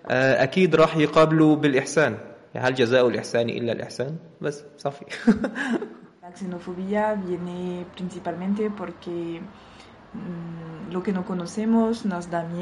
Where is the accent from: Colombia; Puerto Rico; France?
France; Spanish is a second language; now in Málaga, Spain; Aquí en Málaga, de, bueno, yo soy francesa, de lo que yo veo